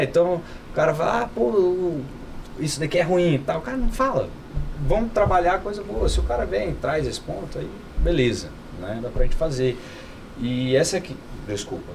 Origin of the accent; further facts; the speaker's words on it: São Paulo, Brazil; now in Brasília, Brazil; Eu não sou brasiliense, eu nasci em São Paulo, sou paulistano, mas moro aqui há muitos anos